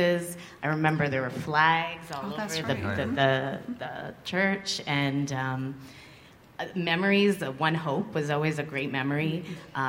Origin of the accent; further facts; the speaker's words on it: Montreal, Quebec, Canada; moved away as an adult; now in Toronto, Canada; I was born and raised in Montreal